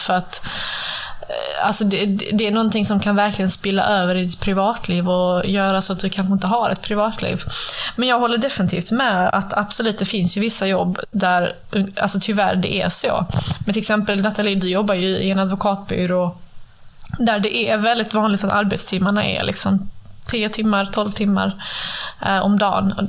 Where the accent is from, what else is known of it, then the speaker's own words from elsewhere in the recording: Sweden; jag jobbar ju hemma i Sverige nu